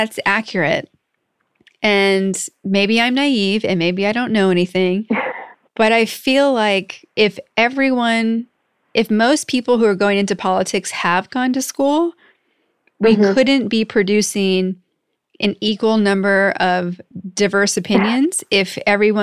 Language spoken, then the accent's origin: English; Northeast US, United States; also born or lived in Massachusetts / Pennsylvania; now in California, United States; I grew up in the Northeast, in Massachusetts mm-hmm. and Pennsylvania